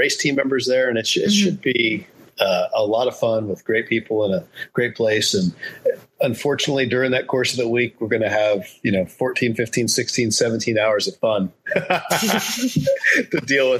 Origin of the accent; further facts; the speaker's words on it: Rochester, New York, United States; also born or lived in Southern California; I grew up in Rochester, New York, and Southern California, back mm-hmm. and forth.